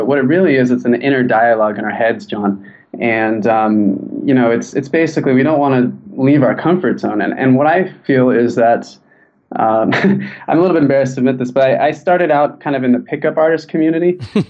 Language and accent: English; San Diego, California, United States; Like, I'm from San Diego, so I just went to live in Mexico for 2 months